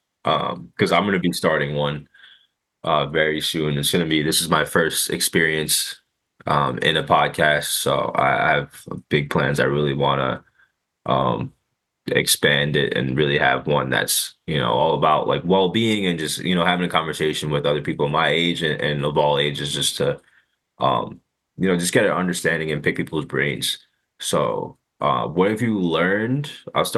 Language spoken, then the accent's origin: English; New York, United States; growing up in New York